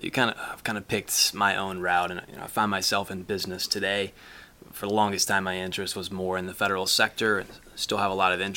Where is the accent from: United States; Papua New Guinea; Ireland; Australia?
United States; Arlington, Texas; moved away as an adult; also born or lived in New Mexico; now in Boston, United States; I grew up outside of Dallas, Texas in Arlington